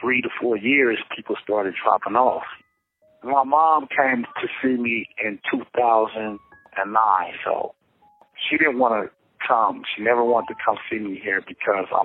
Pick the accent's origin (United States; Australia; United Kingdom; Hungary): United States; Los Angeles, California; I'm from Los Angeles, California.